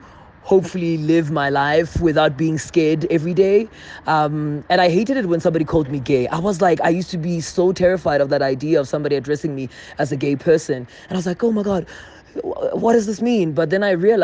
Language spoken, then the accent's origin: English; South Africa; my experience largely growing up in South Africa